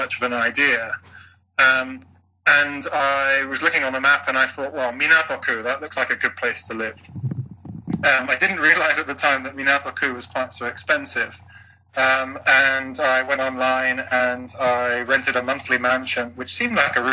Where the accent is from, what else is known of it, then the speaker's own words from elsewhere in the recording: United Kingdom; moved away as an adult; also born or lived in London; now in Japan; I'm originally from the UK.